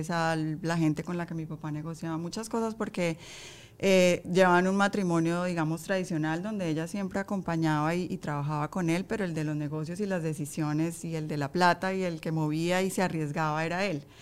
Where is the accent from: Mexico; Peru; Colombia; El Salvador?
Colombia; moved away as an adult; Yo salí de Colombia hace 16 años.